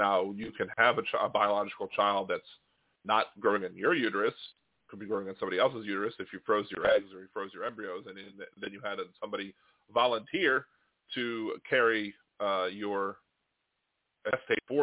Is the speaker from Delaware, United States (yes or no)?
yes; Delaware, United States; I was born in Delaware. My grandparents lived in Delaware